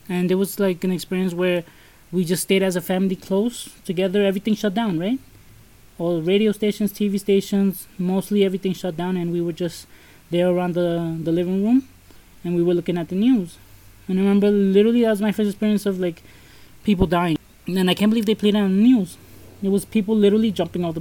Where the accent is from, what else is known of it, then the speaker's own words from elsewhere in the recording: New York City, New York, United States; we were raised in Brooklyn